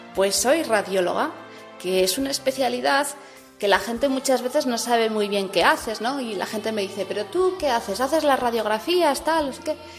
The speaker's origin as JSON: {"language": "Spanish", "town": "Pamplona", "region": "Navarre", "country": "Spain", "also_born_or_lived": "Sydney, Australia", "moved": "as an adult", "said": "soy de Pamplona."}